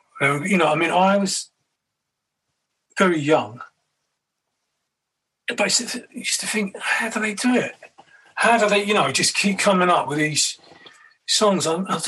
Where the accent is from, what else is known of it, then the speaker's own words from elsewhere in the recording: Kentish Town, London, United Kingdom; now in Brighton, United Kingdom; every now and then I go back. I've been living in Brighton for 14 years. I go back to the old area